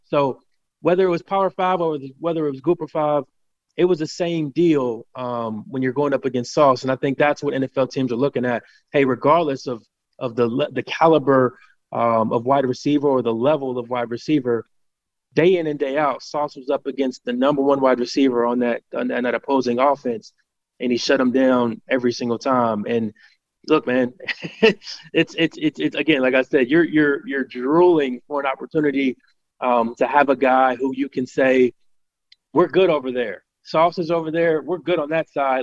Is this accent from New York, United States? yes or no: no; Cincinnati, Ohio, United States; I'm born and raised in Cincinnati, Ohio